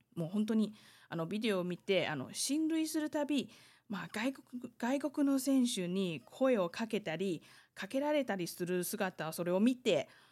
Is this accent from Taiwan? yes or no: yes; Taiwan; 台湾生まれ、台湾育ち